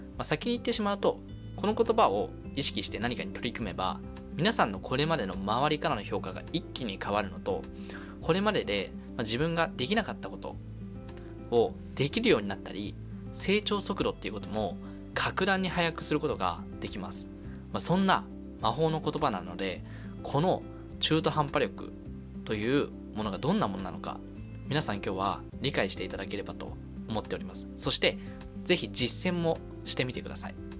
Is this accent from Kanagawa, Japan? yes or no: yes; Kanagawa, Japan; now in Tokyo, Japan; 神奈川県生まれ、東京在住の20、二十五歳